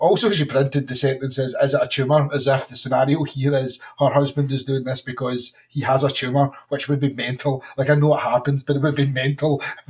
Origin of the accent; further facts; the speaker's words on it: Utah, United States; It's like, my Glaswegian husband moved in with me, and I grew up in Utah.